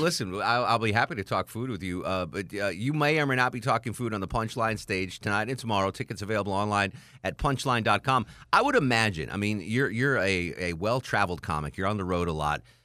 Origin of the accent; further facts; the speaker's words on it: Connecticut, United States; now in Atlanta, United States; I grew up in Connecticut